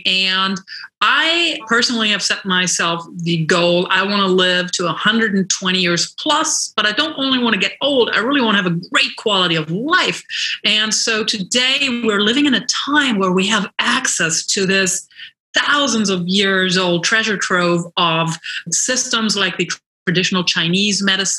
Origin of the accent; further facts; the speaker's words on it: London, United Kingdom; moved away as an adult; now in Los Angeles, United States; And I moved to Los Angeles from London 16 years ago, and I immediately became really immersed in the health and wellness scene here.